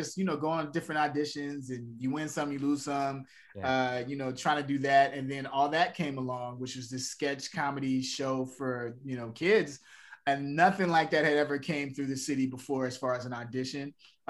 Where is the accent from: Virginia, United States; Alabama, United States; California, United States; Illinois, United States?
Illinois, United States; Chicago; born there; Yeah, south side of Chicago.